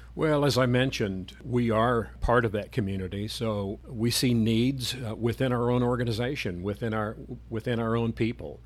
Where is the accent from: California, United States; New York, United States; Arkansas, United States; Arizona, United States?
Arizona, United States; Phoenix; I grew up in Phoenix, uh, as a child, back in the, uh, fifties